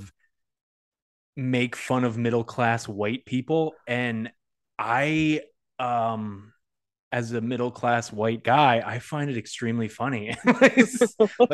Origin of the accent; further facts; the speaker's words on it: Northampton, Massachusetts, United States; I'm from Northampton